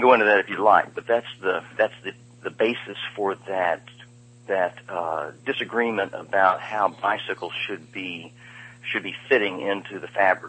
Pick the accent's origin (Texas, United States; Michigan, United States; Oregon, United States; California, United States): Texas, United States; Austin; I came from Austin, Texas, where I got to see what happens when you put the hippies in charge.